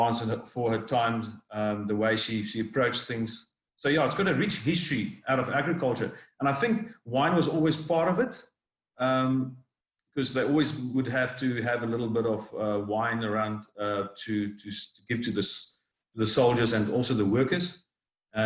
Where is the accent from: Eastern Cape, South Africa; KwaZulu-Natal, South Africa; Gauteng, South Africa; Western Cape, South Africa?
Western Cape, South Africa; Cape Town; I grew up in Cape Town